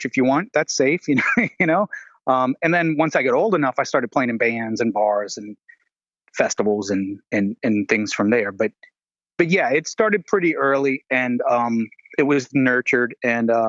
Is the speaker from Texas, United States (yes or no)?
no; New Orleans, Louisiana, United States; now in Atlanta, United States; I grew up in New Orleans, Louisiana